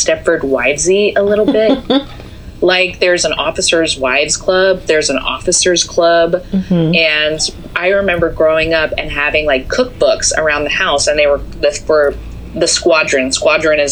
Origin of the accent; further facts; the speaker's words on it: Southern Virginia, United States; moved away as an adult; also born or lived in Washington, D.C.; I grew up in a place, I'm from Southern Virginia, by the way, where it's very, very Trump country